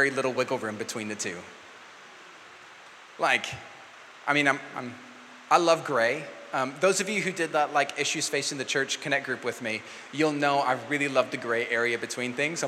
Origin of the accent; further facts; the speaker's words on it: New Zealand; I'm a Kiwi